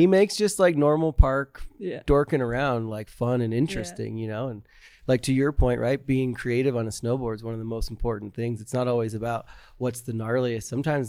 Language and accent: English; Vernon, New Jersey, United States; moved away; also born or lived in Florida; I grew up in New Jersey and Florida.